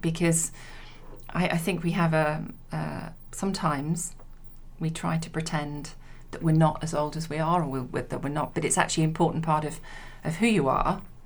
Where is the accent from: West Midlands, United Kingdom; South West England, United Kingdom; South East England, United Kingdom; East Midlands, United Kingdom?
East Midlands, United Kingdom; Leicester; moved away as an adult; now in London, United Kingdom; I come from Leicester, so I, I moved to London when I was 18